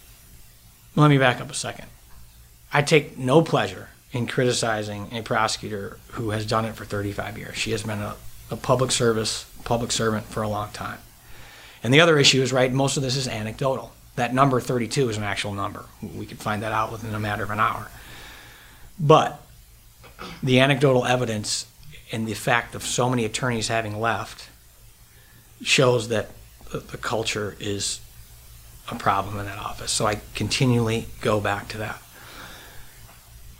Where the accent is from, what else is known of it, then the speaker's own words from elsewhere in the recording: Rockford, Illinois, United States; moved away as an adult; also born or lived in Rhode Island / New York / Chicago; I'm born and raised in Rockford, Illinois